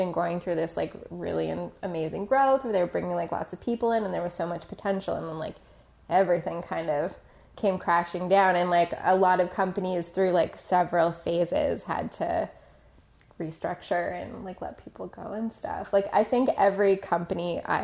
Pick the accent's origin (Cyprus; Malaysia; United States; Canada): Canada; Toronto, Ontario; I grew up in Toronto